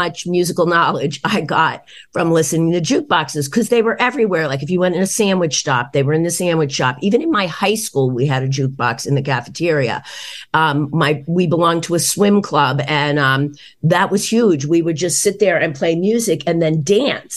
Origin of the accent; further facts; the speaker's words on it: East Norriton, Pennsylvania, United States; moved away as an adult; now in Boston, United States; I grew up in East Norton, which is a suburb of Philadelphia, maybe about 25-30 minutes outside of Philadelphia.